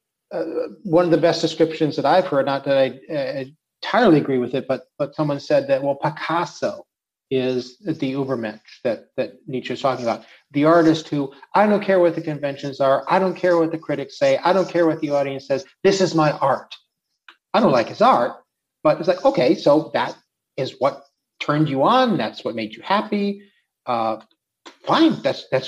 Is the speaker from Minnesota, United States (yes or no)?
yes; Minnesota, United States; now in Czech Republic; I grew up in Minnesota